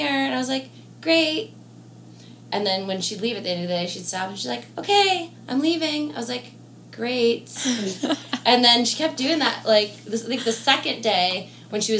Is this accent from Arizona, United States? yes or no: no; Albany, New York, United States; also born or lived in Florida; now in Nashville, United States; I'm originally from Albany, New York